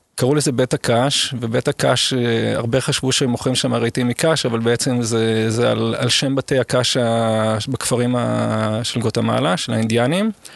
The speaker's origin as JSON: {"language": "Hebrew", "country": "Israel", "tie": "born or raised there", "also_born_or_lived": "Seoul, South Korea / Guatemala", "said": "נולדתי כאן ואני מאוד שורשי וכל חיים בערך אני גר באותו"}